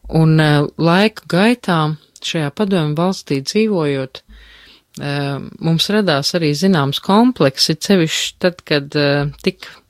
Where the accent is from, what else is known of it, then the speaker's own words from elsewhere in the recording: Latvia; also born or lived in Berlin, Germany; kā viena latviete